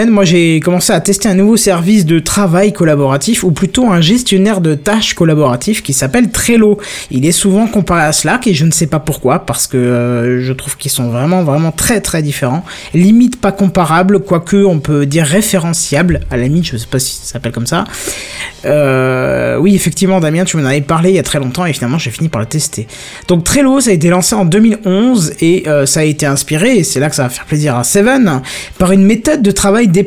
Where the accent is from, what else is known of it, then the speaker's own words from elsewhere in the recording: north-east France, France; C'est parce qu'on vient du nord-est de la France.